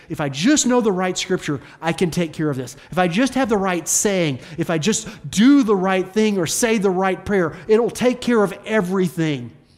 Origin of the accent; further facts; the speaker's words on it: the South, United States; accent: Southern; my Southern accent